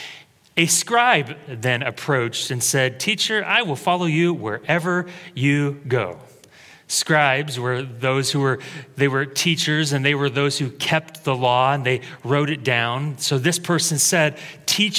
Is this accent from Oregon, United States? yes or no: yes; Creswell, Oregon, United States; I moved back to my hometown to work at Taco Bell.